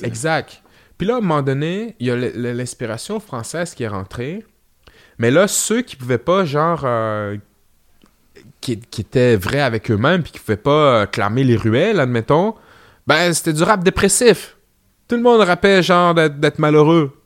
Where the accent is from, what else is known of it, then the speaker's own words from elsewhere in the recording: Quebec City, Quebec, Canada; pour ce qui est de Québec, je suis là depuis, les débuts